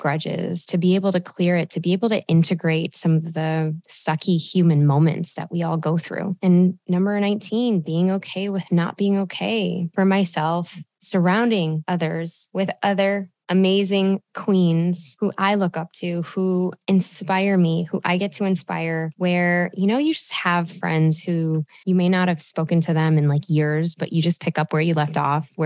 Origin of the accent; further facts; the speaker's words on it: Chicago, Illinois, United States; I was born and raised in Chi-Town, the city of grit, the melting pot of love, and the Midwest hospitality of gold